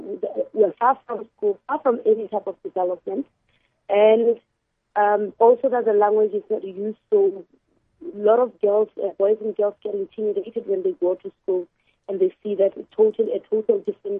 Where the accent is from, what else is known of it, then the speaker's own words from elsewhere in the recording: Botswana; first language Khoisan (Kalahari language); English is a second language; I was born in a settlement called Magarat, which is actually in the Kalahari.